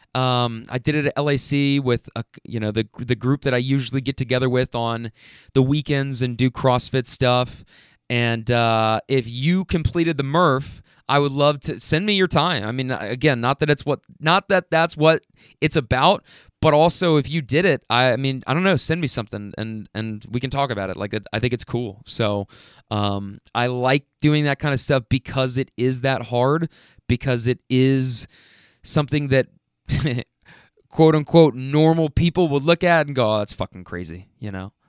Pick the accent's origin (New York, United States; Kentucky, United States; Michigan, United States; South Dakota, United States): Kentucky, United States; also born or lived in Bay Area, California; you guys know I'm from Kentucky